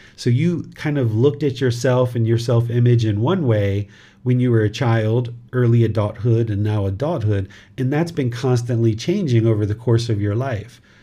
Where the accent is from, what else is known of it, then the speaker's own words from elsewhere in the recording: United States; now in Thailand; this physical body was born in America